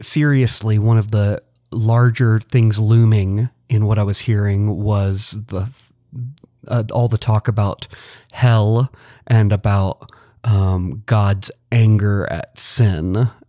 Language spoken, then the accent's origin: English; Atlanta, Georgia, United States; I grew up in and around the church. I'm from Metro Atlanta originally.